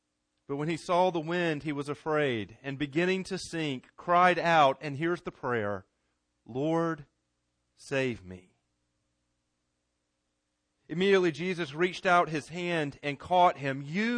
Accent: Garner, North Carolina, United States; Growing up in Garner, there was a pool not too far from where I lived that all the kids in Garner went to.

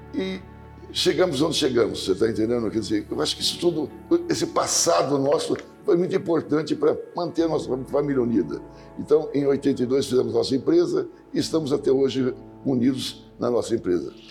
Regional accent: Marcondésia, São Paulo, Brazil; Nós, todos, eu e meus irmãos, nascemos numa fazenda aqui próxima, em Marcondésia

